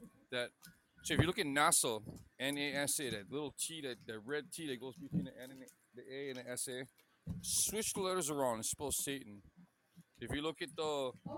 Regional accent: Hawaii, United States; I grew up in Hawaii, like my whole life

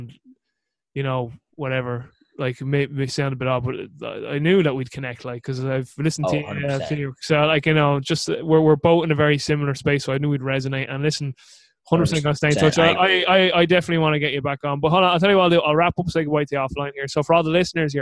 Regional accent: Ireland

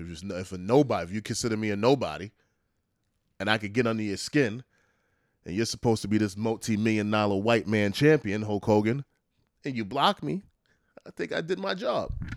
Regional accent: New York, United States; as a New Yorker

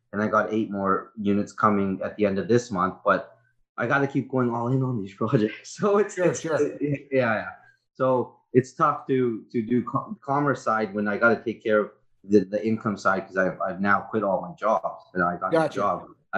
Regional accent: Prince Rupert, British Columbia, Canada; I was born and raised in Prince Rupert. Born and raised

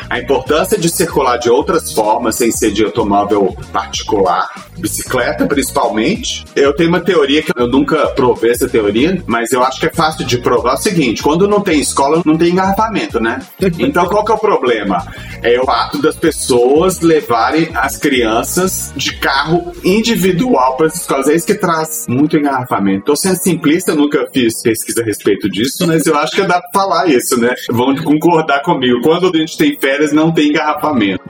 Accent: Belo Horizonte, Minas Gerais, Brazil; Belo Horizonte, que é de onde eu venho

